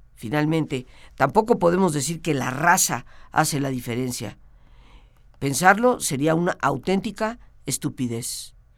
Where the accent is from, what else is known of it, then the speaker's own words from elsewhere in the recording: Mexico; como totalmente mexicana